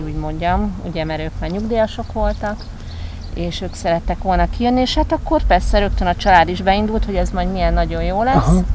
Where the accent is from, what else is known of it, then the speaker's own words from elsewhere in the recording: Hungary; now in Tenerife, Spain; én a Dunakanyarban nőttem föl